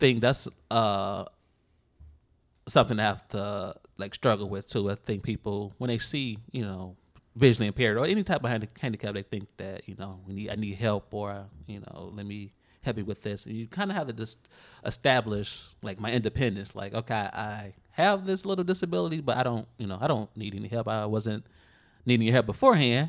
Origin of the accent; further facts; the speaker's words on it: Chicago, Illinois, United States; Inglewood, south side of Chicago